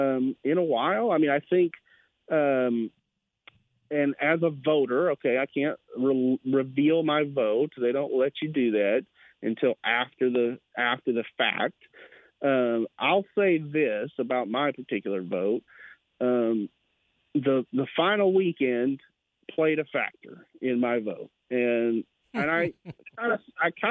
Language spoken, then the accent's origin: English; Brenham, Texas, United States; moved away as an adult; now in Waco, United States; I was a sports editor at my hometown paper in Brenham